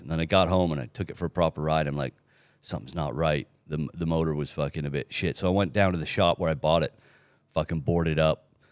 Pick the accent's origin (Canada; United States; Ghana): Canada; also born or lived in England; I ended up being Canadian instead of Australian